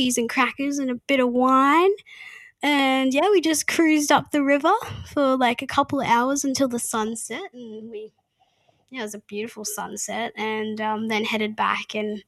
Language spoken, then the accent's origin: English; Mission Beach, Queensland, Australia; I'm from Mission Beach near Cairns.